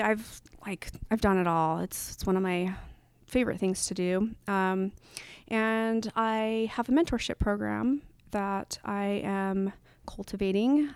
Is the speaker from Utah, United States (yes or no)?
yes; Salt Lake City, Utah, United States; now in Portland, United States; to be in my hometown